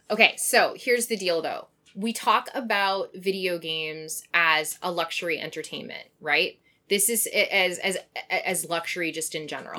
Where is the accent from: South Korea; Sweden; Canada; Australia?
Canada; moved away